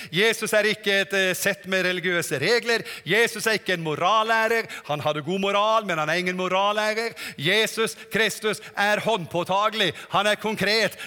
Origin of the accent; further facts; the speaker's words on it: Norway; also born or lived in Germany; Kommer fra Norge